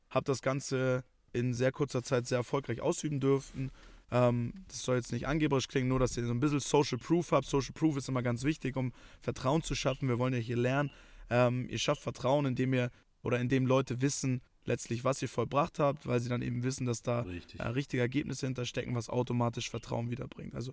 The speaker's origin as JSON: {"language": "German", "region": "Hamburg", "country": "Germany", "tie": "born or raised there", "moved": "as an adult", "lives_now": "Munich, Germany", "said": "ich bin 24 Jahre alt, lebe mittlerweile in München seit ja, fünf Jahren jetzt. Äh, bin ja, ursprünglich aus"}